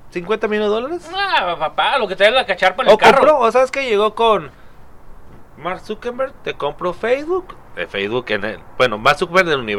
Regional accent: Mexico; como mexicano

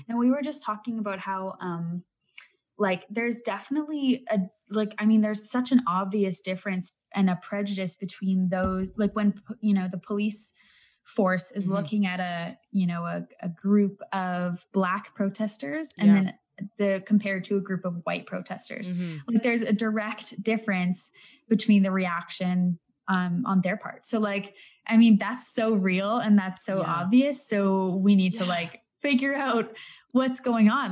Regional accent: Canada; I'm Canadian

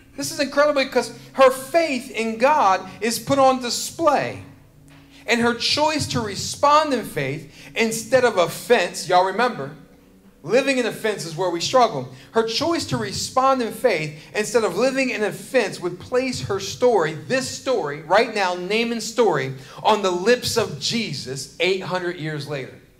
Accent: James River area, Virginia, United States; I grew up in this area. I grew up fishing in the James River.

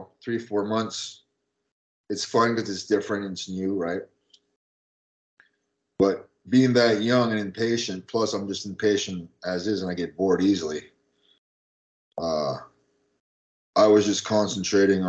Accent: Canada; moved away as an adult; I came from Canada. I was 18 and I had a Canadian cell phone

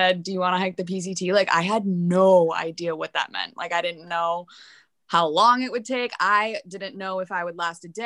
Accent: East Coast, United States; we are both from the East Coast.

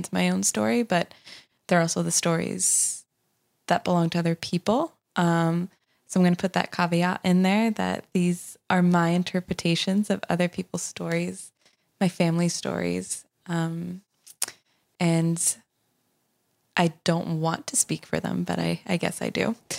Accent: Sweden; English is a second language; now in United States; I tell people where I'm from and people don't believe me. But I was born in Sweden to a Romanian father, Swedish mom. And when I was 5, we moved to the U.S. for the first time.

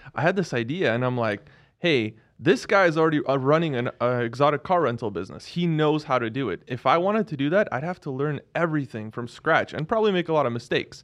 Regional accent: Seattle, Washington, United States; I grew up in Seattle.

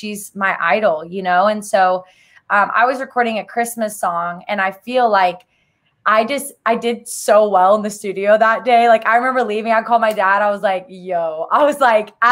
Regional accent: Arkansas, United States; I grew up in Arkansas

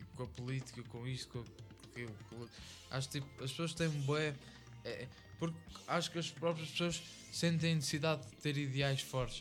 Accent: Fátima, Centro, Portugal; nós somos cá de Fátima

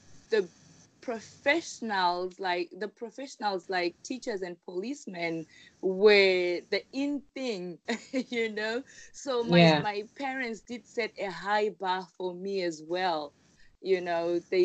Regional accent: Rusape, Manicaland, Zimbabwe; moved away as an adult; also born or lived in Guangzhou, China; now in Beijing, China; I grew up in a small city called Rusape, a city which is in between two big cities in Zimbabwe

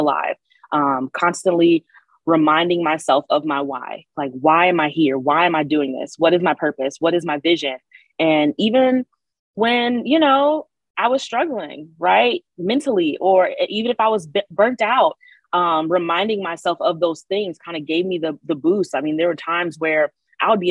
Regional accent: Lansing, Michigan, United States; I'm in Lansing, Michigan is where that's my hometown

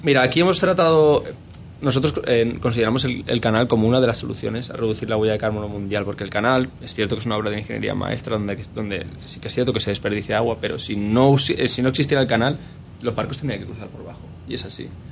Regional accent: Spain; somos ocho españoles

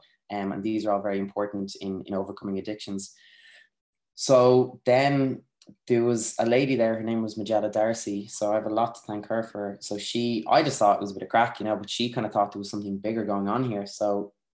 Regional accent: Naas, Leinster, Ireland; I lived in a housing estate growing up in Nace

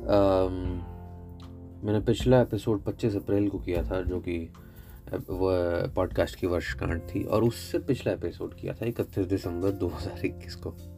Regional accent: Haryana, India; मैं हरियाणा का निवासी हूँ

